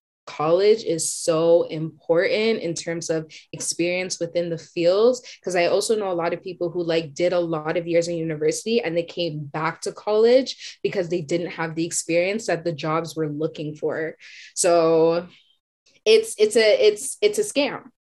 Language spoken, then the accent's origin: English; Whitby, Ontario, Canada; I grew up in Whitby